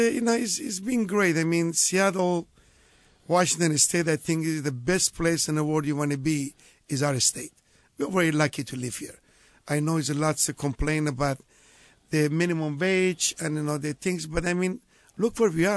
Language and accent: English; Marche, Italy; born or raised there; moved away